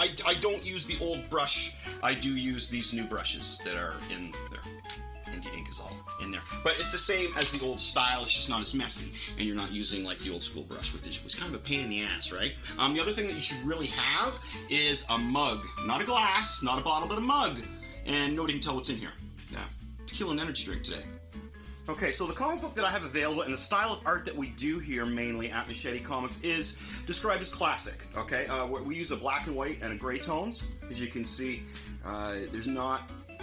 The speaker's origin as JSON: {"language": "English", "country": "Canada", "lives_now": "Kingston, Canada", "said": "So I am located in Kingston, Ontario, Canada"}